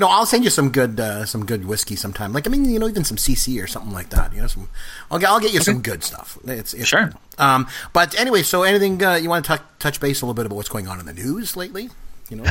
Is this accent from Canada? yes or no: yes; Canada; a Canadian and a proud Canadian